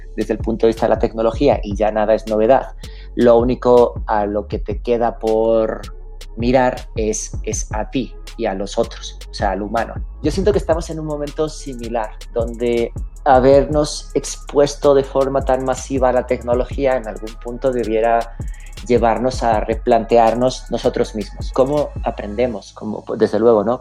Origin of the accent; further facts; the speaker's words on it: Spain; moved away; also born or lived in Mexico; soy un emigrante. Nací en España, lo cual es perfectamente irrelevante a estas alturas de la historia, porque más bien la historia es que me fui de España.